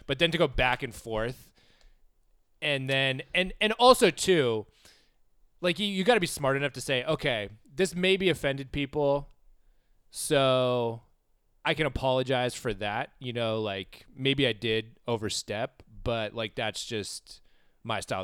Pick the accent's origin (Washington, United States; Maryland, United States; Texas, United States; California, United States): California, United States; Southern; growing up in Southern California